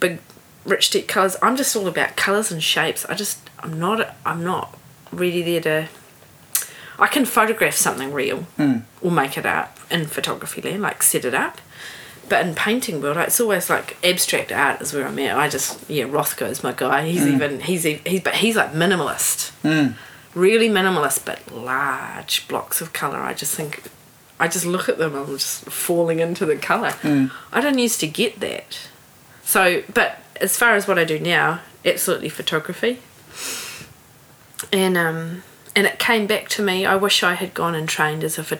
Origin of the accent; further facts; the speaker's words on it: New Zealand; also born or lived in Sydney, Australia / San Diego, United States / Hawke's Bay, New Zealand; I'm from New Zealand. I'm not European. I am actually a New Zealander, but I'm not Māori.